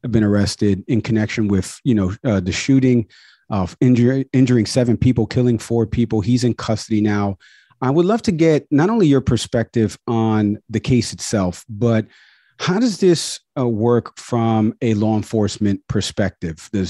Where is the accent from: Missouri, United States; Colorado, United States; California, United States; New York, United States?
New York, United States; Harrison; I, grew, up in Harrison.